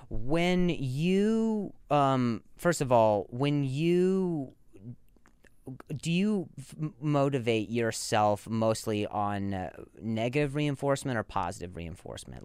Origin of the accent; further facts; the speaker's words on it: Las Vegas, Nevada, United States; moved away; also born or lived in Indiana; I grew up in Vegas, but I was born in, in Indiana